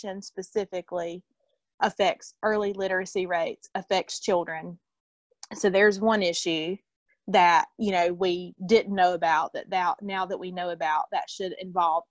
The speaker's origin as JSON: {"language": "English", "region": "North Carolina", "country": "United States", "said": "we're from North Carolina"}